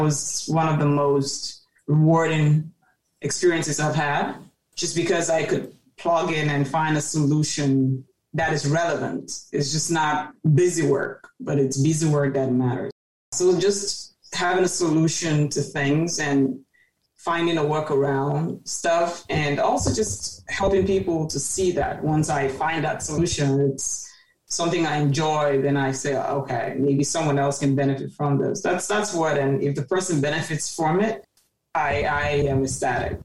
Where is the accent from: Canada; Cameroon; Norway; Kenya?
Cameroon; moved away as an adult; also born or lived in Maryland, United States / Baltimore, United States; now in United States; born and raised in Cameroon specifically Day till age 18 and moved to the US